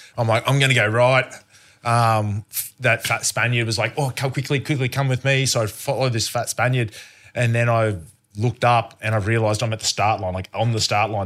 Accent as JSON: {"language": "English", "country": "Australia", "tie": "born or raised there", "said": "growing up in Australia"}